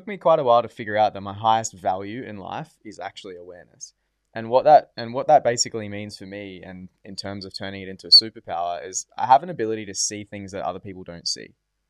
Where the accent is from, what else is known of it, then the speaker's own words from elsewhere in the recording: Port Douglas, Queensland, Australia; now in Gold Coast, Australia; I grew up in Port Douglas.